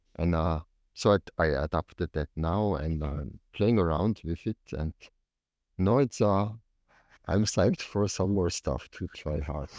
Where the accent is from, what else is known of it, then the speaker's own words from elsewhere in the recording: Tyrol, Austria; I came from Tirol